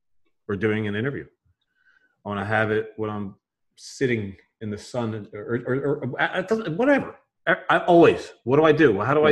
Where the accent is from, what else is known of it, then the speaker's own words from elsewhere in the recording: Philadelphia, Pennsylvania, United States; accent: Philly; from Philadelphia where I grew up.